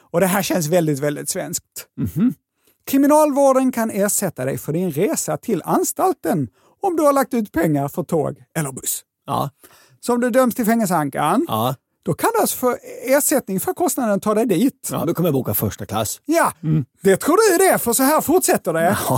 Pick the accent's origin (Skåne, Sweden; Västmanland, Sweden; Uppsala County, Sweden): Skåne, Sweden; accent: Scanian; Och jag förstår att min skånska kan få det att låta som om det här var kriminalvärden.se.